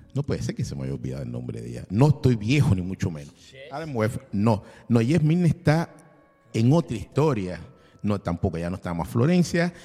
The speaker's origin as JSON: {"language": "Spanish", "country": "Cuba", "also_born_or_lived": "Russia", "moved": "as an adult", "lives_now": "Buenos Aires, Argentina", "said": "Sí, soy cubano"}